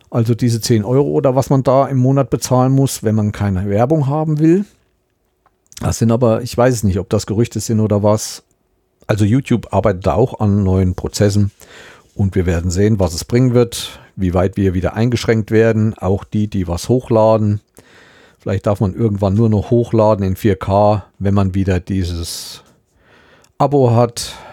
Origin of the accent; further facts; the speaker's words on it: Thuringia, Germany; ich bin in Südthüringen aufgewachsen, ich bin immer bis hoch zum Rennsteig gekommen und alles, was in Richtung Süden war, die ganze Seite kenne ich sehr gut und sehr intensiv.